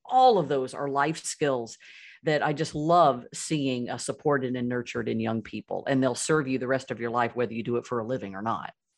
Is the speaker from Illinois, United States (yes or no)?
no; Birmingham, Alabama, United States; I grew up in Birmingham, Alabama, and my broader family still lives there